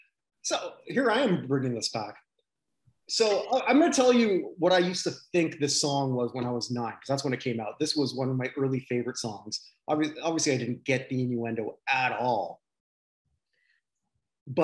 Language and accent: English; Toronto, Ontario, Canada; where I grew up in Toronto